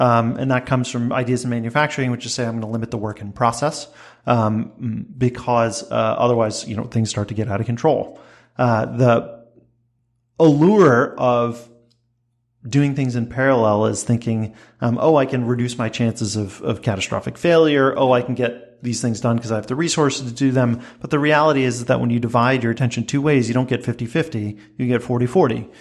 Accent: New Jersey, United States; when I was 16, growing up in New Jersey

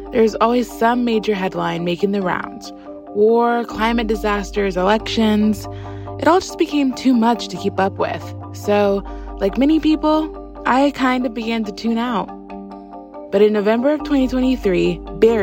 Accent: Houston, Texas, United States; moved away; my hometown of Houston, Texas

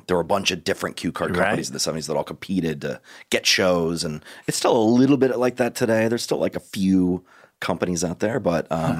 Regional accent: St. Louis, Missouri, United States; moved away as an adult; now in Los Angeles, United States; I grew up in St. Louis, Missouri, but I got a scholarship to a school out here.

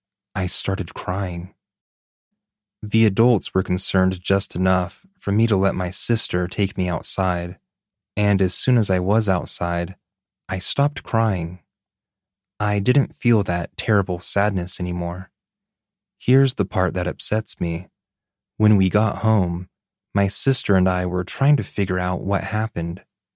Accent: Texas, United States; The first was when we were looking to move back to my hometown in Texas.

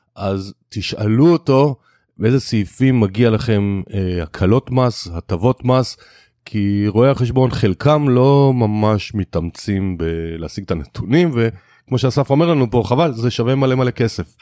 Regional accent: Israel; אנחנו ישראלים

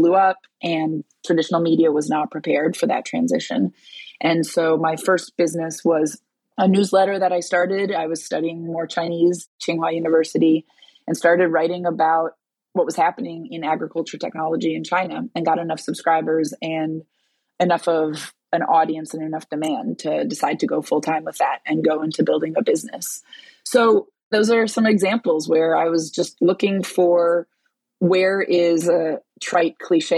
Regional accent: Brazil; I was born in Brazil

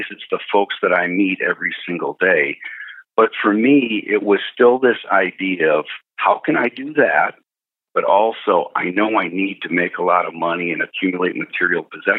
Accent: Wisconsin, United States; now in Dallas, United States; I grew up in Wisconsin

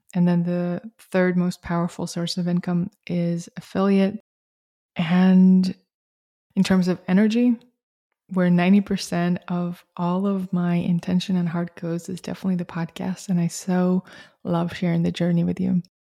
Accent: Russia; moved away; I grew up in Soviet Russia

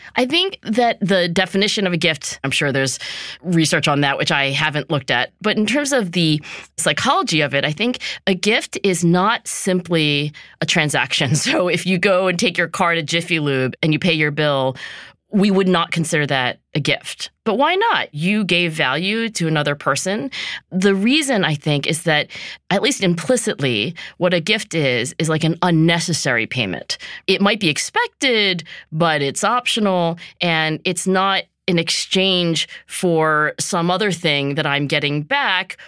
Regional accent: Philadelphia, Pennsylvania, United States; my hometown here, Philadelphia

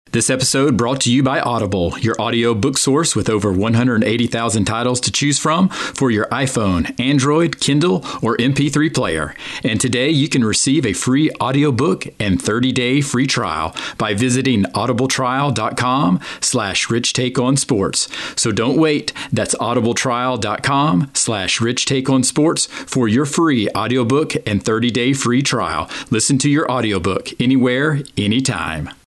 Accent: Atlanta, Georgia, United States; me growing up in the Atlanta area

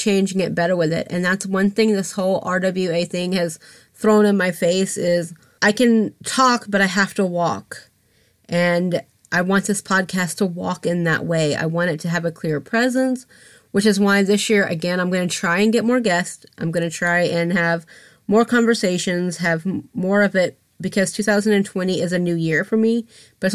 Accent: Atlanta, Georgia, United States; I'm from Atlanta. I'm from Georgia.

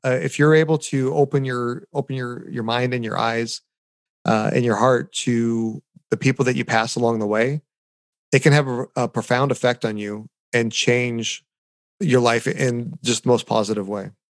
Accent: United States; also born or lived in Anaheim, Orange County, California; here as an American

